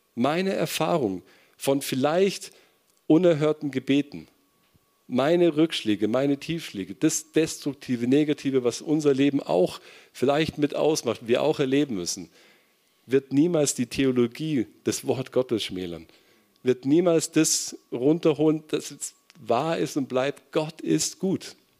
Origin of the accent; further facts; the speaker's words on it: Kempten, Bavaria, Germany; moved away; in meiner Gemeinde erlebt, in Kempten, wo ich herkomme